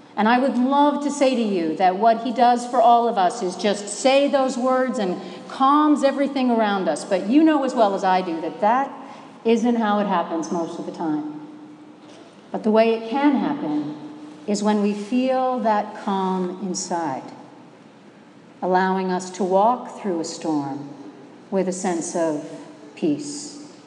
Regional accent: Minnesota, United States; I'm from Minnesota. We have lakes in Minnesota and they freeze in the winter

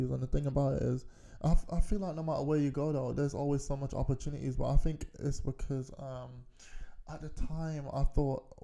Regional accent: Kilburn, London, United Kingdom; It was Kilburn. We were growing up around Kilburn

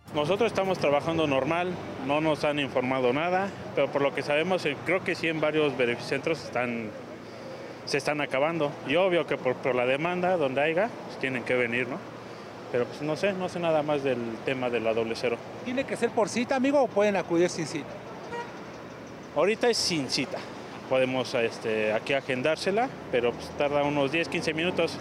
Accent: Mexico; como todo mexicano

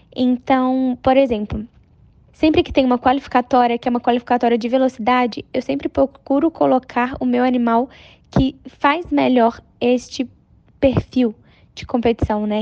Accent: Brazil; Eu tenho 22 anos, sou brasileira

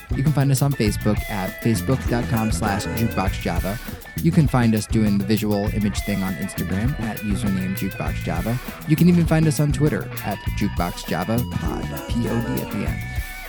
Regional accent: Virginia, United States; I grew up in Virginia, so like with a dad from Memphis, Tennessee, and a mom from like, you know, New Jersey. So like I was just a whole mess of accents.

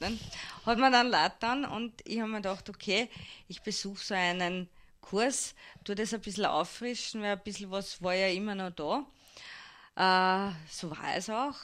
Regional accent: Hirm, Burgenland, Austria; also born or lived in Vienna; now in Mattersburg, Austria; geboren in Wien, aufgewachsen in Hirn

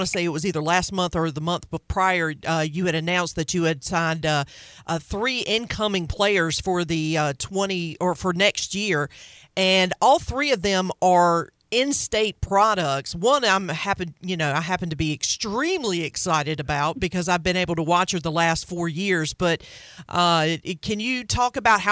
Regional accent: Farmville, North Carolina, United States; growing up in Farmville, I can tell you it was a football and basketball factory for many, many years

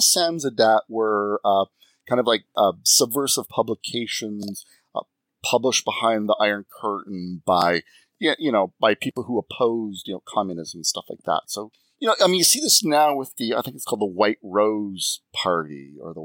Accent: Canada; I'm Canadian

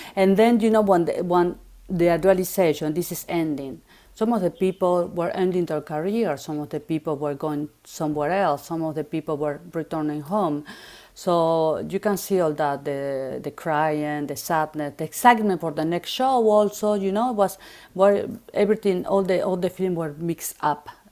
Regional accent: Buenos Aires, Argentina; English is a second language; moved away as an adult; now in Paris, France; I'm from Argentina. I grew up in Buenos Aires

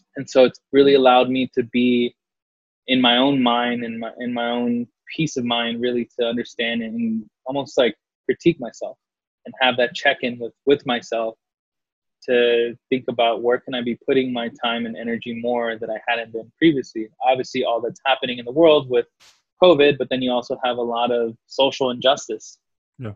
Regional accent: San Antonio, Texas, United States; moved away as an adult; now in Los Angeles, United States; I grew up predominantly on the South Side

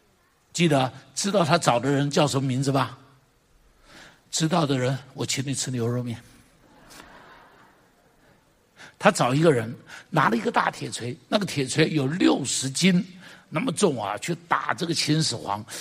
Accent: China; 你看我们中国人讲侠，对不对？

